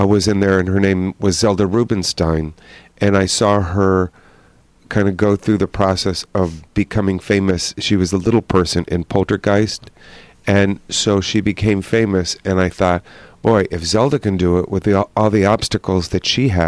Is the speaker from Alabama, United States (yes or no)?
no; Madison, Wisconsin, United States; moved away as an adult; also born or lived in Minneapolis, Minnesota / Niles, Michigan / Trempealeau, Wisconsin; now in California, United States; I grew up in Madison and Niles, Michigan, and then spent all my summers in Trempealeau, Wisconsin, and then moved out here